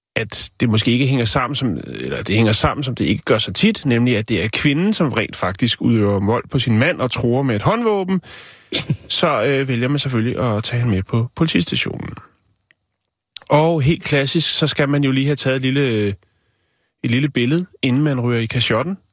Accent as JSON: {"language": "Danish", "town": "Vium", "region": "Central Denmark Region", "country": "Denmark", "tie": "born or raised there", "said": "Min fødeby"}